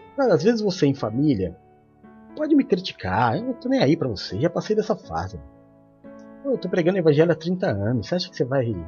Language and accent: Portuguese; São Paulo, Brazil; Quando eu era criança pequena na Zona Leste, nasci na Zona Leste de São Paulo